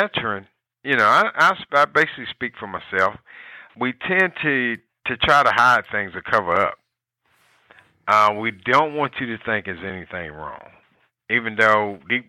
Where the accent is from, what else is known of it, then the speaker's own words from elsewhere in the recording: North Carolina, United States; I'm originally from the state of North Carolina.